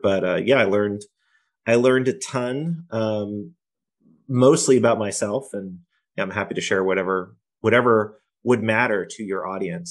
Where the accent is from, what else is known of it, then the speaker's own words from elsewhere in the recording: Poughkeepsie, New York, United States; moved away as an adult; now in Boston, United States; I grew up in Poughkeepsie, which is just on the end of the train line from New York City